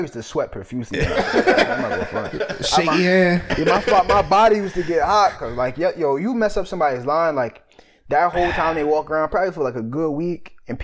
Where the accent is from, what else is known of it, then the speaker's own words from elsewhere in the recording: New York City, New York, United States; accent: New York; moved away; also born or lived in Doylestown, Pennsylvania; I was born in the Bronx